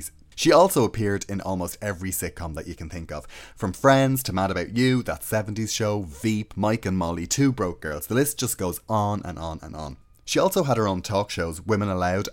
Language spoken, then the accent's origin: English; Ireland